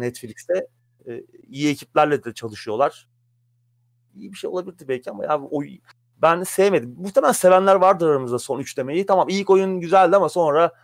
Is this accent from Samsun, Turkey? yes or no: yes; Samsun, Turkey; moved away; Benim Samsun'da geçti çocuk.